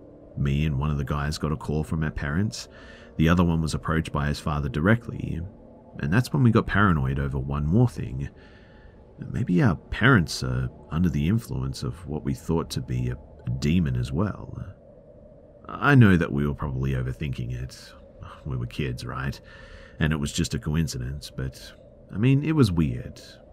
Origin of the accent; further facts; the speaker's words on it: Ukraine; English is a second language; Please bear in mind that I'm from the Ukraine, and it's not some fancy building, but like a Soviet 9-story panel one